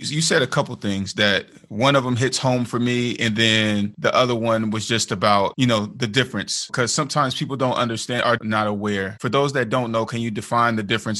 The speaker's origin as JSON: {"language": "English", "area": "Bay Area", "region": "California", "country": "United States", "said": "that's where I'm from. I'm from the Bay Area."}